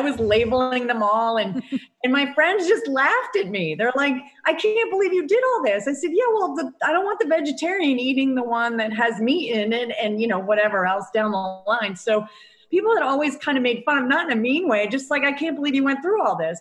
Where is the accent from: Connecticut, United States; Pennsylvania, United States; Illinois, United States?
Connecticut, United States; moved away as an adult; also born or lived in Rhode Island; now in Dunedin, United States; I am from Connecticut originally and lived in Connecticut all my life, except for a brief stint in Rhode Island for college for four years